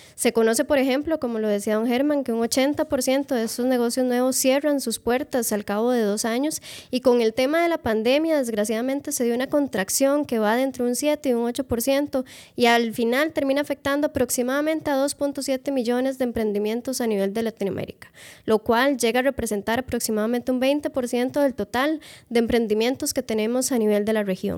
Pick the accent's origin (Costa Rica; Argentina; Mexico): Costa Rica; Moravia, San José; yo soy de Moravia y Moravia no es lo que era antes